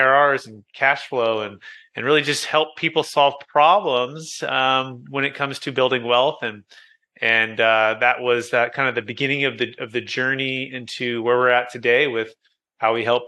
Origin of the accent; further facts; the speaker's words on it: Fremont, California, United States; also born or lived in San Jose / Sacramento / Roseville / Rocklin; So I grew up originally in Taxifornia, the Bay Area, Silicon Valley, Fremont Mission